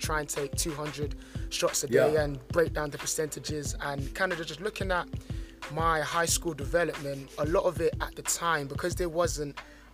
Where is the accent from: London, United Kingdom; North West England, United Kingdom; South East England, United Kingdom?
London, United Kingdom; growing up in London